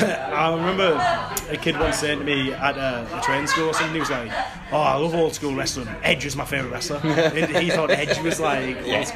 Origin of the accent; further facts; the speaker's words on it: Hartlepool, North East England, United Kingdom; But, I'm from Hartlepool, I'm hardly ever home